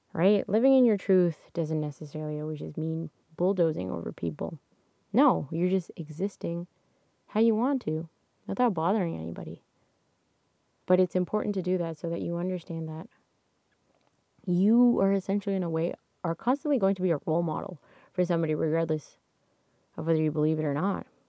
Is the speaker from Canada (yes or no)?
yes; Canada; I'm Canadian